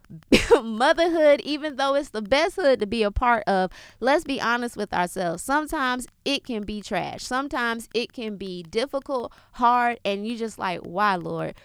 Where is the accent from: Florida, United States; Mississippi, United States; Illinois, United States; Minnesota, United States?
Florida, United States; South; I was born in Florida, born in South Florida, you know, but I have Jamaican roots because of my father and my grandmother being born there